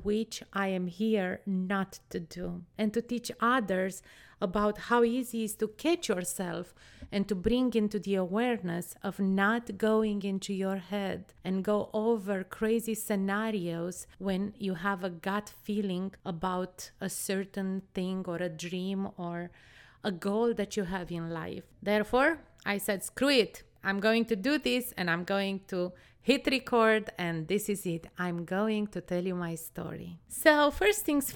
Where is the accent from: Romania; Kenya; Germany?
Romania; I was born in Romania, a country that was under a communist dictatorship until 1989. I think I was 10 or 11 when the communist was eradicated